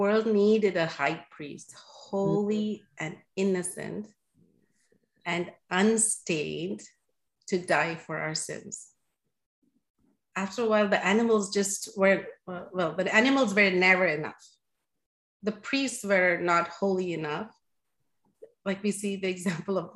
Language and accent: English; India; moved away; growing up in India